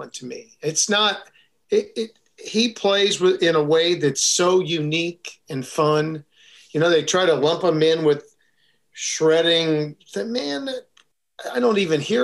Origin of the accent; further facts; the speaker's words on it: St. Louis, Missouri, United States; now in Texas, United States; I grew up in St. Louis, and we are truly, you know, the home of the blues